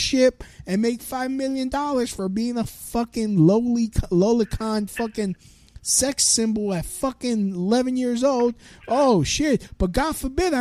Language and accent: English; United States; I'm an American